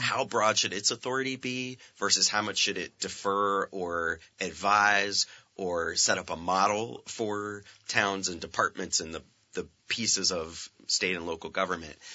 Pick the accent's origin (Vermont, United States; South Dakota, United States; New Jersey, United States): Vermont, United States; Franklin County; also born or lived in California; I grew up in Franklin County